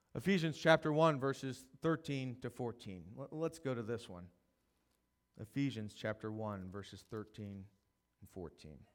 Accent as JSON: {"language": "English", "area": "Howard County", "region": "Maryland", "country": "United States", "tie": "born or raised there", "also_born_or_lived": "Dallas, Texas", "said": "I grew up here in Maryland and Howard County, and then spent seven years in Dallas."}